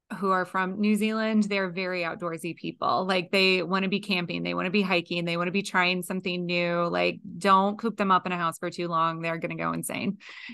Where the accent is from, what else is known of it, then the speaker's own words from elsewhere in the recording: Indiana, United States; now in North Carolina, United States; I didn't grow up here. I grew up in Indiana.